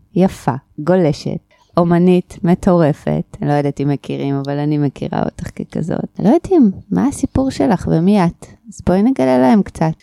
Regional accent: Haifa, Haifa District, Israel; now in Atlit, Israel; הילדות בחיפה. גדלנו ככה

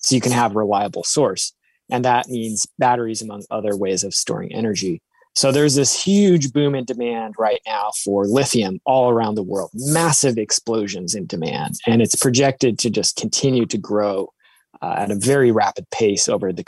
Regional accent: Seattle, Washington, United States; I grew up in Seattle

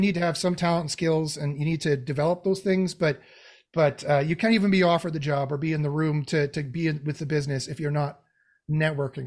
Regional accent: Canada; I'm Canadian

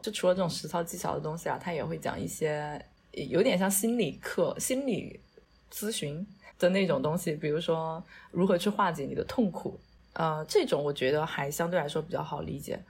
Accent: China; 我是一个中国人

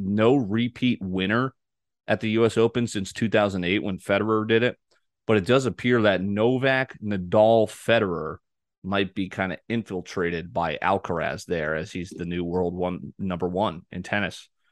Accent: New Canaan, Connecticut, United States; That's my original high school. That's where I was born in New Canaan

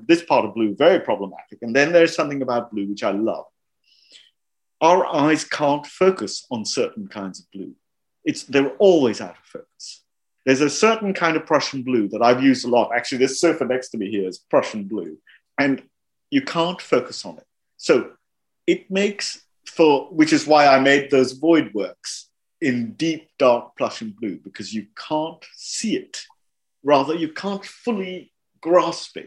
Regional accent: Mumbai, Maharashtra, India; I grew up there. My whole visual world, if you like, in the growing up, was formed there. It's hugely Indian at one level

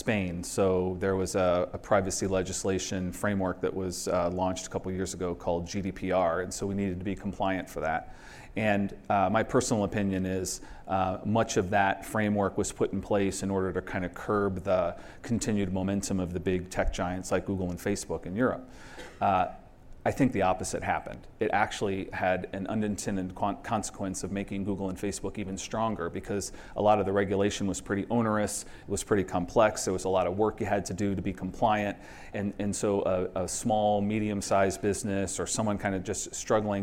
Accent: United States; moved away as an adult; now in Canada; I'm American and recently Canadian.

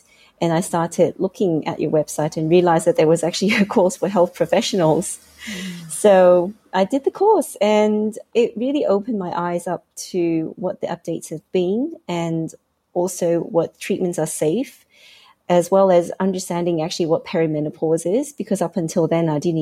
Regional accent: Hong Kong; moved away as an adult; also born or lived in Australia; Originally, I grew up in Hong Kong

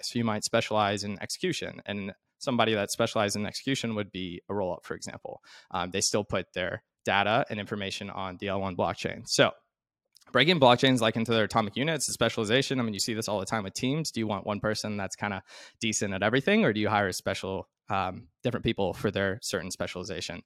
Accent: Arkansas, United States; I'm from Arkansas

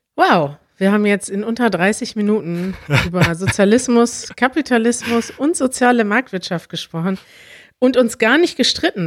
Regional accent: Germany; dass ich mit allem aufgewachsen bin in Deutschland

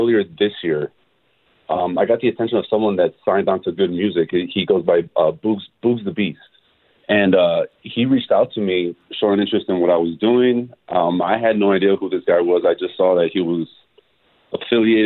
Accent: Milwaukee, Wisconsin, United States; I'm born and raised in Milwaukee

